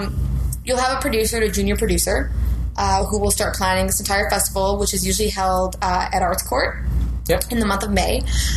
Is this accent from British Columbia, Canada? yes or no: no; Rockland, Ontario, Canada; born or raised there; also born or lived in Ottawa